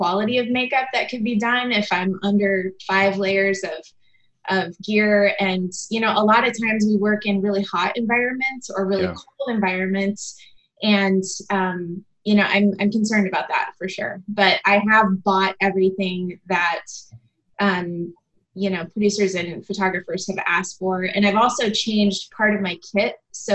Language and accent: English; Indiana, United States; also born or lived in Mooresville, Indiana; I grew up in a really small town in Indiana. I grew up in Canby, and when I was 17, I moved to Mooresville, which is another small town.